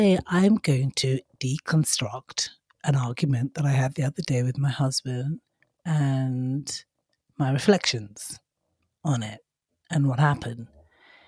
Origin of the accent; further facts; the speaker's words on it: Nigeria; in my father's culture, well, where I was brought up, so I'm half Nigerian